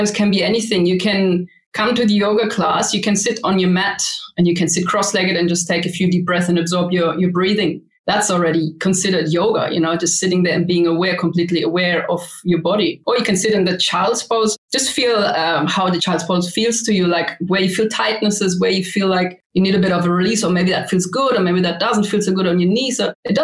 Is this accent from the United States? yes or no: no; Germany; moved away as an adult; also born or lived in Vienna, Austria; now in Australia; But before I came to Australia, I grew up in Germany